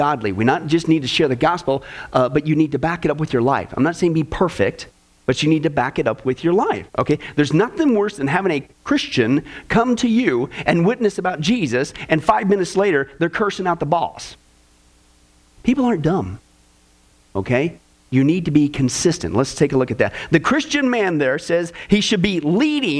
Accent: Kansas, United States; growing up in Kansas

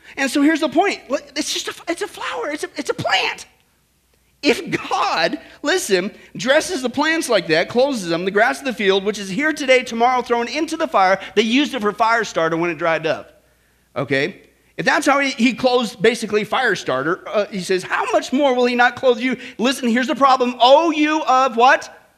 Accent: Kansas, United States; I grew up in Kansas.

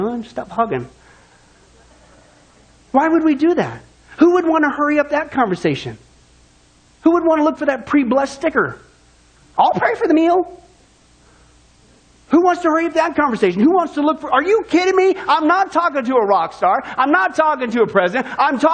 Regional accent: Kansas, United States; growing up in Kansas

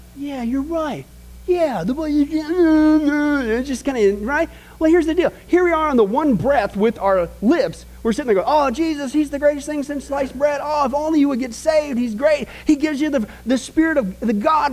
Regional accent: Midwest, United States; born or raised there

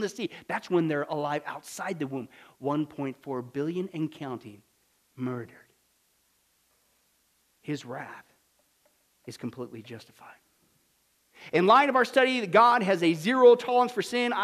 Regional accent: Kansas, United States; Kansas, my home state, Bible Belt

